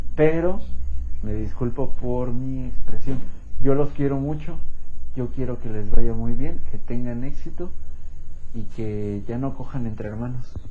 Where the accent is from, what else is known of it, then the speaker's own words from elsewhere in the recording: Mexico; nos define como mexicanos